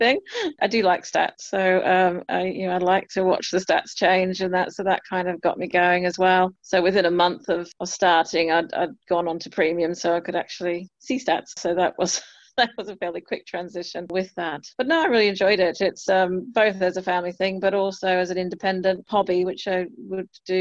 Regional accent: Australia; now in United Kingdom; being an Australian

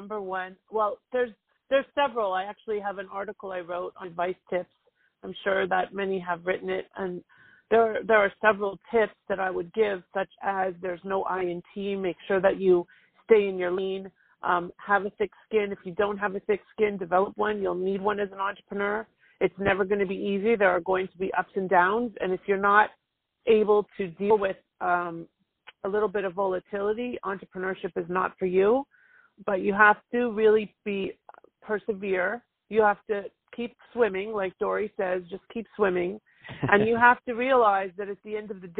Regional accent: Toronto, Ontario, Canada; moved away as an adult; now in United States; I'm actually originally from Toronto

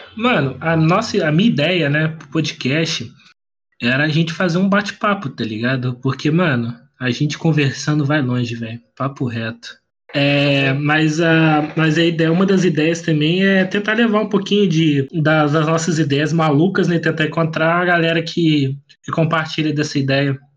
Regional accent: Volta Redonda, Rio de Janeiro, Brazil; eu sou de Volta Redonda

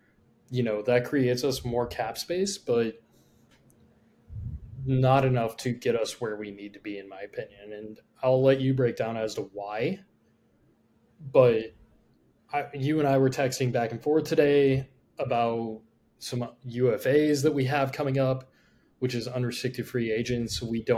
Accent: Greeley, Colorado, United States; I'm from Greeley.

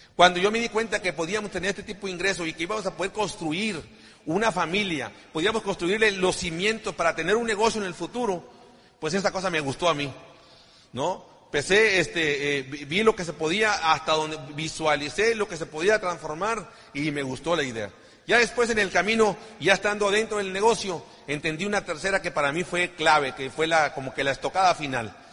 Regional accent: Ciudad Obregón, Sonora, Mexico; somos sonorenses

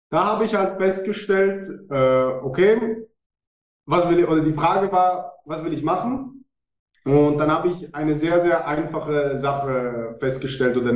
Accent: Switzerland; Ich weiß nicht, wie, wie sexy das für die Deutschen ist, aber ja, ich bin Schweizer.

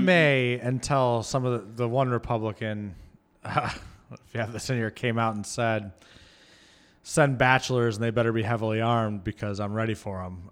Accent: Michigan, United States; moved away; I grew up in Michigan

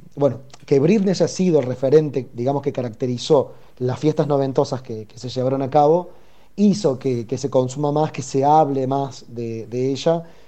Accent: Córdoba, Argentina; moved away as an adult; now in Buenos Aires, Argentina; yo soy originariamente de Córdoba, Córdoba Capital, eh, crecí ahí, nací ahí y vivo en Capital Federal hace ya alrededor de dos años y medio

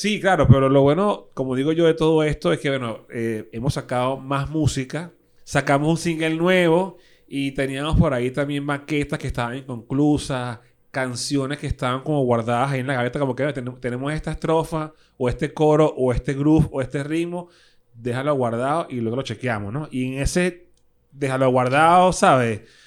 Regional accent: Caracas, Capital District, Venezuela; soy de Caricuado, con mucho así orgullo

